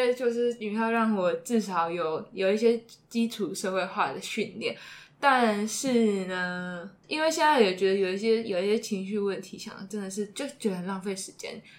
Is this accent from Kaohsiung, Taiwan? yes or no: yes; Kaohsiung, Taiwan; 因为我在我我是高雄人，里面有看到很多 就是一些阿姨去到那里拍照片。